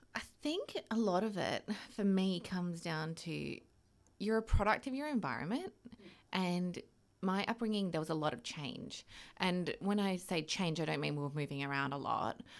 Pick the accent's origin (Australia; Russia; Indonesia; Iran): Australia; moved away as an adult; growing up in Oz, like, I was quite, not sheltered, but, like, ha, grew up in quite a small environment